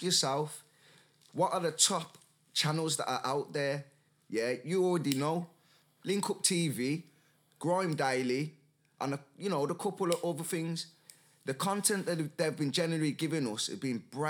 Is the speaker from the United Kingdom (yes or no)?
yes; Birmingham, West Midlands, United Kingdom; where are you from? You say Birmingham